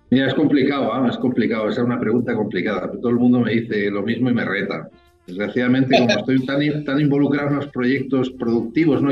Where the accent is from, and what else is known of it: Spain; moved away as an adult; now in Chile